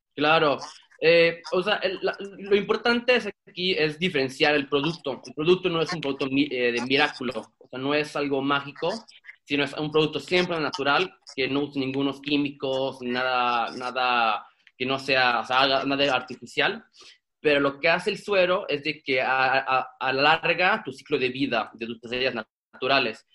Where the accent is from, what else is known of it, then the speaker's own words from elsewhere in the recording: Sweden; moved away as an adult; now in Mexico; yo soy mexicano sueco y crecí en Suecia